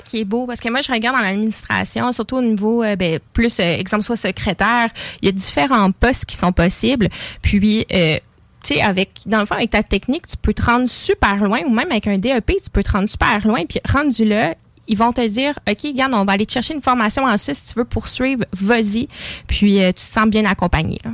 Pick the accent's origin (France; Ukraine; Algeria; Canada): Canada; Lévis, Quebec; J'habite Lévis, je suis née à Lévis.